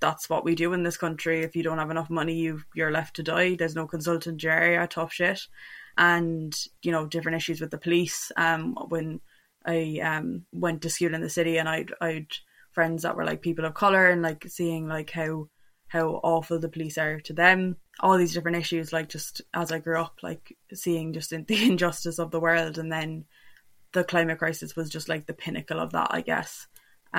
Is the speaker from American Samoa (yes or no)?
no; Cork, Munster, Ireland; moved away as an adult; now in Glasgow, United Kingdom; I'm 21, I'm from Cork, I'm based in Glasgow at the moment